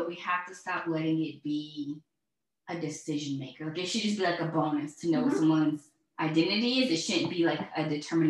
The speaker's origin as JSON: {"language": "English", "region": "Florida", "country": "United States", "said": "I'm from Florida."}